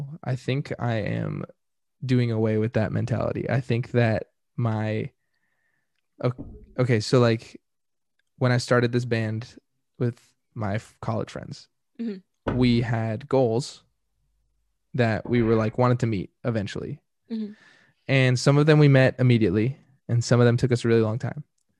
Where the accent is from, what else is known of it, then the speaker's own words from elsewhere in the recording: Carlsbad, California, United States; because I grew up in San Diego ish Carlsbad